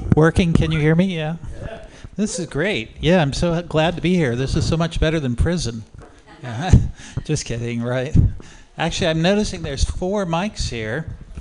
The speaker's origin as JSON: {"language": "English", "town": "Oakland", "region": "California", "country": "United States", "said": "I am from Oakland"}